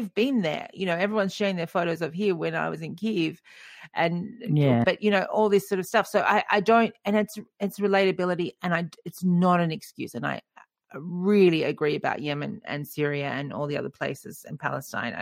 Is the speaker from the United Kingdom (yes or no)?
no; Wollongong, New South Wales, Australia; moved away; I grew up in Wollongong on the south coast of New South Wales